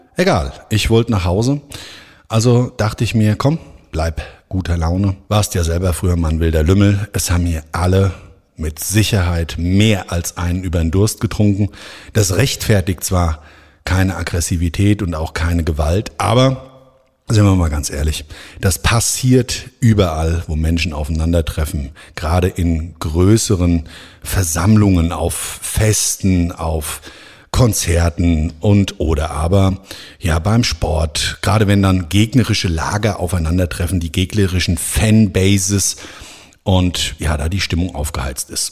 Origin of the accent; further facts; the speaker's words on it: Frankfurt am Main, Hesse, Germany; in Frankfurt am Main, meiner Heimatstadt